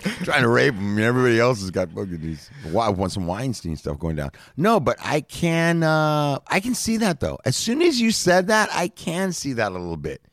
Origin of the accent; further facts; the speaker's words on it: Los Angeles, California, United States; I grew up in Los Angeles